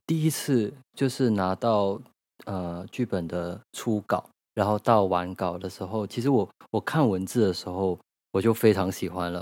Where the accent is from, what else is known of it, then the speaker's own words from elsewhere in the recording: Malaysia; moved away as an adult; now in Taiwan; 我是一个马来西亚人，然后我在台湾居住已经快十年了